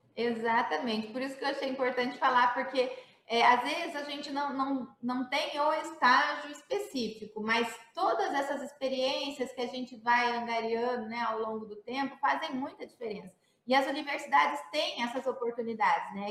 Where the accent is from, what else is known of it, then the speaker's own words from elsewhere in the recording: Campinas, São Paulo, Brazil; eu sou campineira, né? Estudei, comecei, estudei no SESI